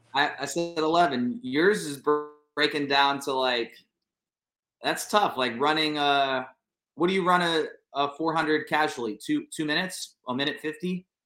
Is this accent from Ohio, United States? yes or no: yes; Ohio, United States; moved away as an adult; also born or lived in New York / Miami; I'm from Ohio